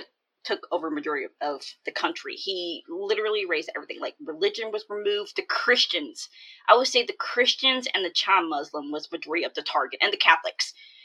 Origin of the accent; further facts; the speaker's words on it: California, United States; also born or lived in Atlanta, Georgia; when my parents came here in 1980, they landed in Atlanta, Georgia. So I'm from Georgia. I was born in Atlanta, Georgia, and then we came to California